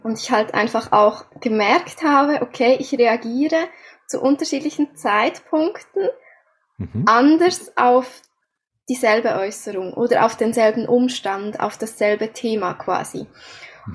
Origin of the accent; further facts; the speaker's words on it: Switzerland; Wie ihr unschwer hören könnt, komme ich aus der Schweiz.